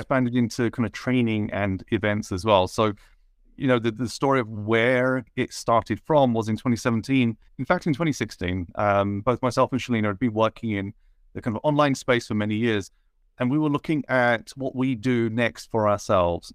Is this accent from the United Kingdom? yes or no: yes; United Kingdom; I was brought up in, uh, a town in the U K where I was probably one of only four brown people in the whole town.